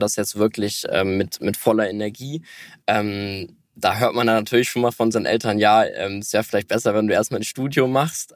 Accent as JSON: {"language": "German", "region": "Hamburg", "country": "Germany", "said": "Ja, also wir, wir kommen beide aus Hamburg und wohnen auch hier"}